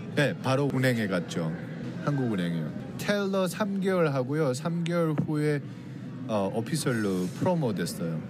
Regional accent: North Korea; also born or lived in South Korea; now in Los Angeles, United States; 제 고향 땅에까지 가려고

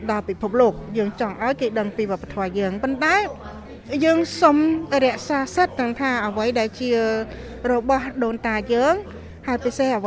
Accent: Cambodia

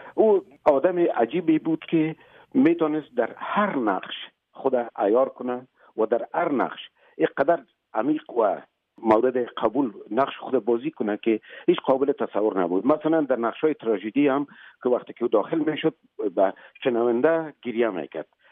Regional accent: Afghanistan; moved away as an adult; also born or lived in Moscow, Russia; ما یک مدت طولانی بعد از اینکه مهاجر شدیم تقریبا همزمان از افغانستان بر آمدیم آمدیم مسکو

